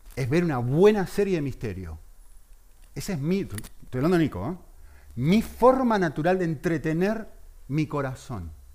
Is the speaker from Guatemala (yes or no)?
no; Argentina; Yo que soy argentino y que es mi país que está ahí representado